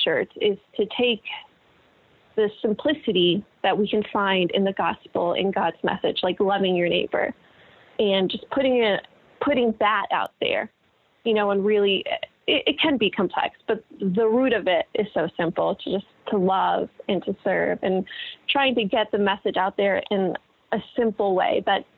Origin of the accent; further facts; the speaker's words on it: Connecticut, United States; moved away; my hometown in Connecticut